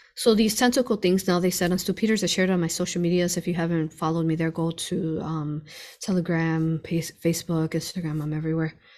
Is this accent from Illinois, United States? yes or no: yes; Chicago, Illinois, United States; we grew up in Chicago, him